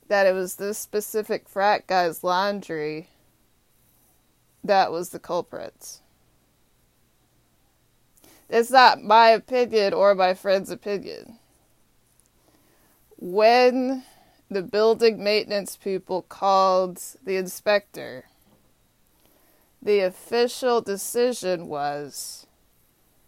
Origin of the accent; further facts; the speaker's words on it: Austin, Texas, United States; also born or lived in North Carolina; now in Washington, D.C., United States; Austin, Texas is my hometown